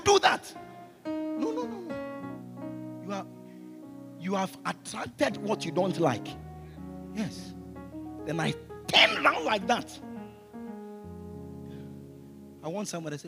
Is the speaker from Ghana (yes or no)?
yes; Ghana; the boxers in Ghana, they come from my hometown